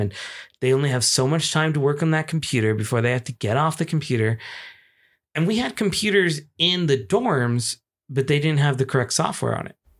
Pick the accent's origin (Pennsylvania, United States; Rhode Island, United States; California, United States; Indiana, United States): California, United States; Chino Hills; also born or lived in San Francisco, California; my hometown, Chino Hills, California